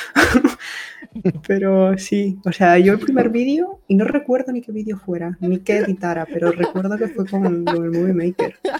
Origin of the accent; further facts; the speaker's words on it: Spain; hasta las 3 de la mañana en mi país